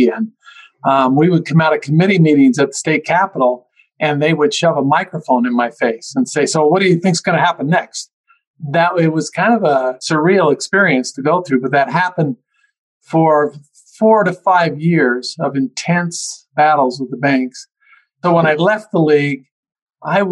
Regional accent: Utah, United States; I grew up in Utah, went to the University of Utah

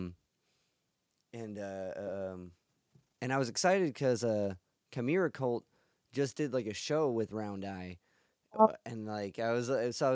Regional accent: Cleveland, Ohio, United States; I'm from Cleveland, Ohio

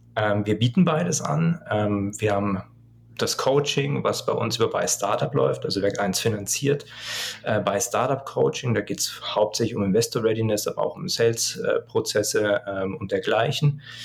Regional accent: Lower Bavaria, Germany; ich komme eigentlich aus Niederbayern

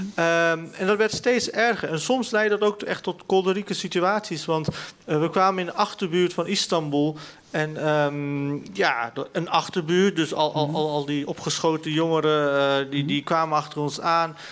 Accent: Netherlands; ik ben in Nederland geboren.

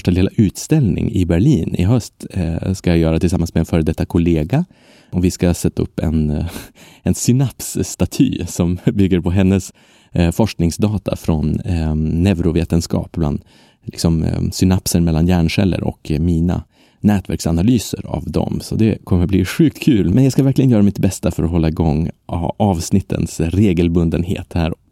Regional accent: Sweden; first language Swedish; Men mitt språk är ju svenska. Det är mitt modersmål, mitt enda modersmål.

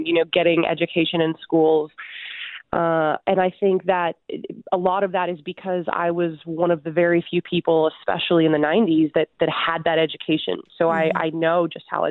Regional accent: Huntsville, Alabama, United States; My hometown is Huntsville, Alabama

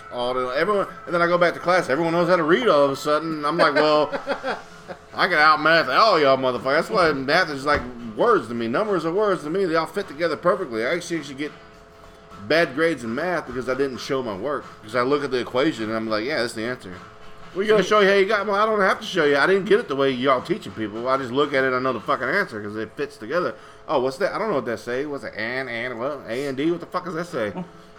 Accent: Houston, Texas, United States; also born or lived in Acres Homes, Houston; now in Tomball, United States; I'm glad I got out of A-Leaf

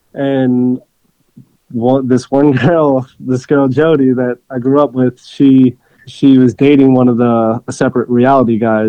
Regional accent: Hollywood, Florida, United States; I grew up in South Florida in Hollywood

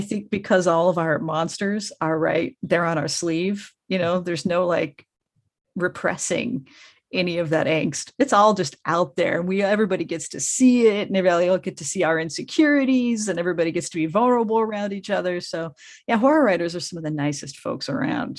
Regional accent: Colorado, United States; now in Los Angeles, United States; I grew up in Colorado, so my car is still extremely Coloradoized

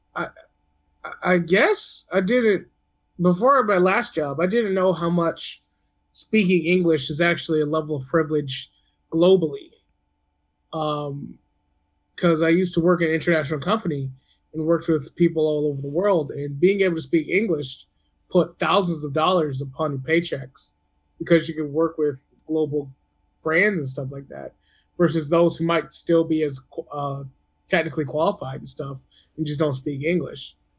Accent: American South, United States; now in California, United States; I'm from the American South, which is really southeast

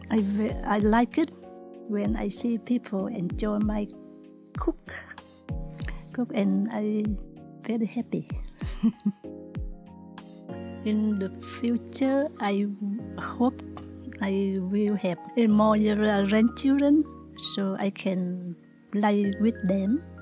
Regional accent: Vietnam; now in Australia; I come from Vietnam. I came to Australia after the Vietnam War. I am a single mother

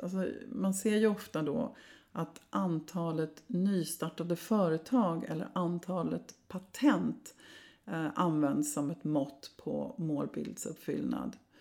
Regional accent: Sweden

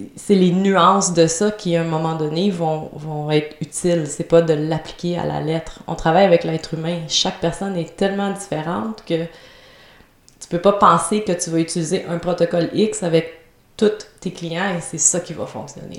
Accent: Trois-Rivières, Quebec, Canada; j'étais à Trois-Rivières, ma ville natale.

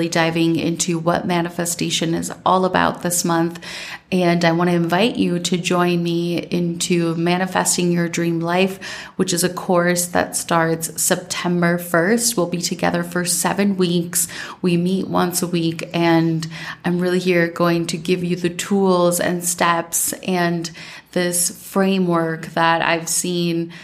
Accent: Minnesota, United States; now in Colombia; growing up in Minnesota

